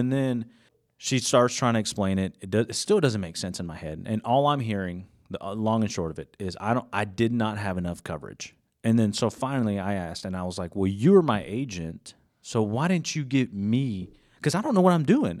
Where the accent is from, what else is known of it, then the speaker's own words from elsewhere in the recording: Gainesville, Georgia, United States; moved away as an adult; now in Jefferson, United States; I'm originally from Gainesville, Georgia. So just right down the road